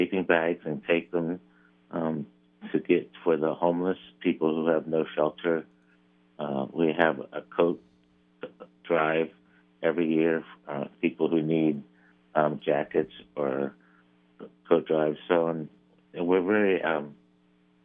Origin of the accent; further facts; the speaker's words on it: Philadelphia, Pennsylvania, United States; now in Pickerington, United States; I grew up in Philadelphia, which had a large parochial school system